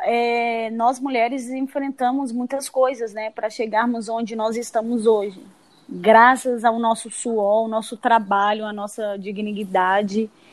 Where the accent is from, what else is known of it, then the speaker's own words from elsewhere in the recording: Espírito Santo, Brazil; moved away; also born or lived in Minas Gerais / Natal; nasci em Minas, passei toda a minha infância no Espírito Santo